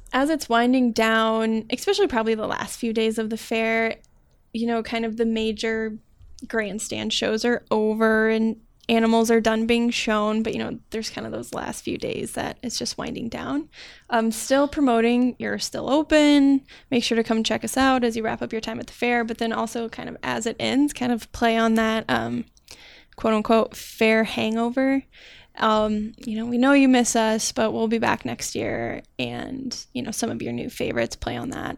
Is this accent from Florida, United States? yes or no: no; Iowa, United States; moved away as an adult; now in Minnesota, United States; I'm from Iowa